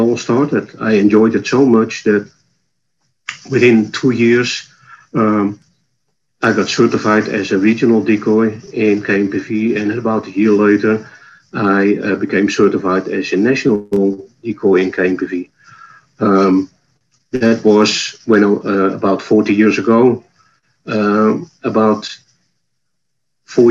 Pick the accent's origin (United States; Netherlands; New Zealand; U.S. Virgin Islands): Netherlands; accent: Dutch; moved away; My accent is from the Netherlands